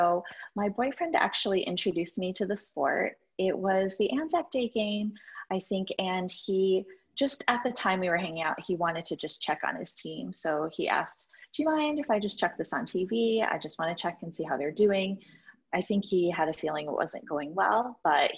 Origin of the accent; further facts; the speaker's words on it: New York, United States; I'm a New Yorker that isn't currently in New York right now